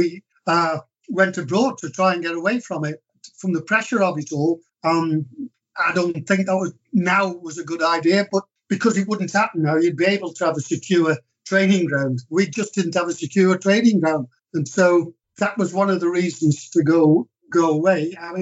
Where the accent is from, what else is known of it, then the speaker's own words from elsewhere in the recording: England, United Kingdom; I obviously never achieved that, but as an Englishman, yeah, that is as high as you can go.